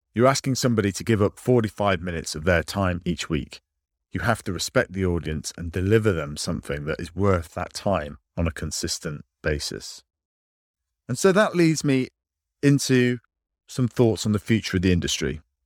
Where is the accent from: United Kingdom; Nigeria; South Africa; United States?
United Kingdom; I'm British